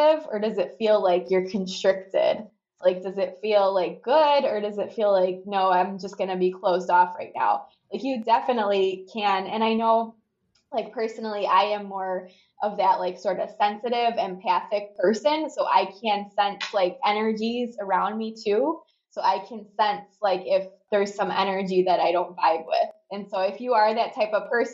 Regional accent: Chicago, Illinois, United States; I'm from Chicago

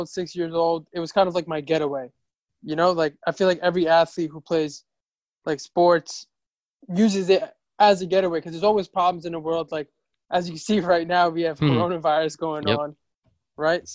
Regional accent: South Brunswick, New Jersey, United States; also born or lived in Queens, New York; I was born in Queens, and then like I moved to South Brunswick, New Jersey. Okay. Around like 6, 7, or 8. I think 8 years old. And then from there, yeah, like grew up in New Jersey

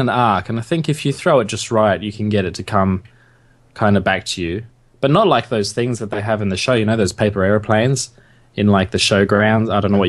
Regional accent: Australia; I'm Australian

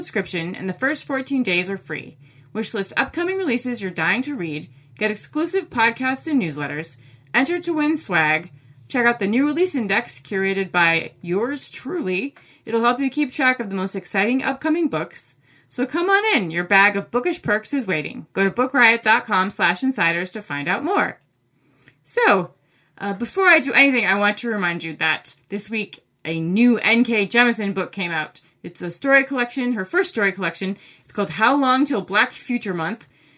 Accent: Maine, United States; accent: Maine; my Maine accent

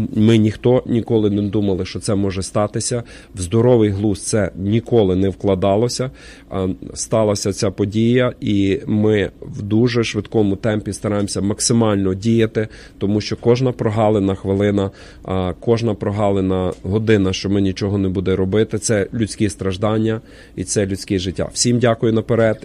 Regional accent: Ukraine; now in Portland, United States; всі ми з вами, вихідці з України

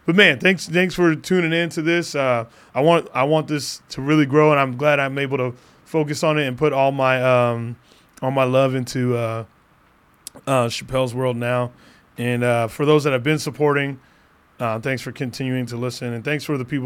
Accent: Phoenix, Arizona, United States; the hometown of Phoenix

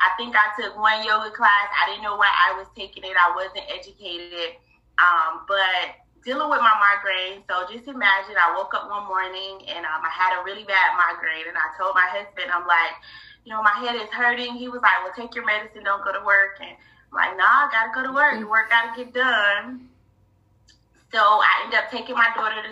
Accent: Fort Lauderdale, Florida, United States; now in Jacksonville, United States; I'm born and raised in Fort Lauderdale, Florida. I now reside in Jacksonville

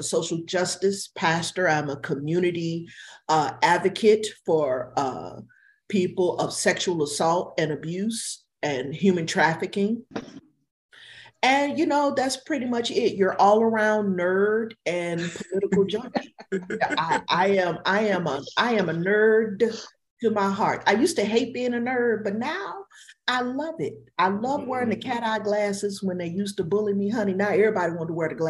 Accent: Duluth, United States; I'm from Duluth

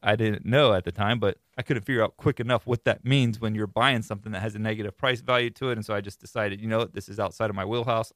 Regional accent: Florida, United States; I am born and raised in Florida

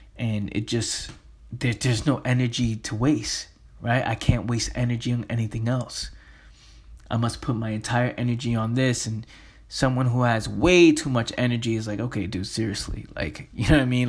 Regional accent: New York City, New York, United States; Me growing up in the Bronx, in the inner city

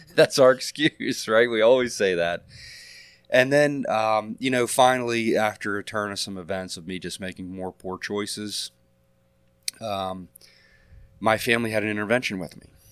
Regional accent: Elkton, Maryland, United States; I'm a lifelong resident of Cecil County. I was born and raised in Elkton

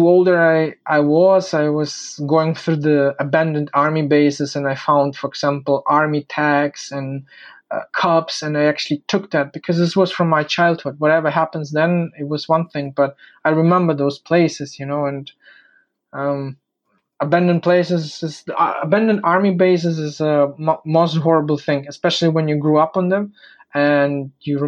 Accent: Bavaria, Germany; moved away as an adult; now in Ukraine; I grew up, I went to the kindergarten, I went to the school, I finished my education in Bavaria

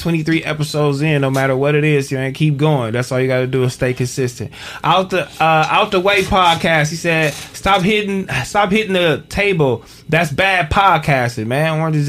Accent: London, United Kingdom; I'm from London.

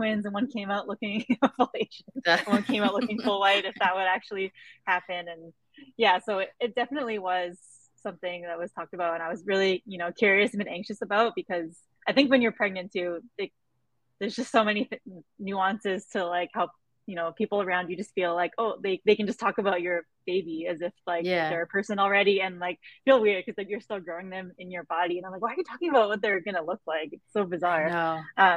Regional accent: Vancouver, British Columbia, Canada; I grew up in East Vancouver

